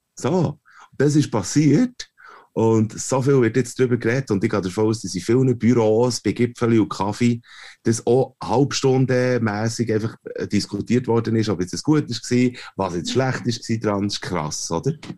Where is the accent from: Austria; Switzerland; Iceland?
Switzerland; als Europäer, das sagen wir als Schweizer Cis-Männer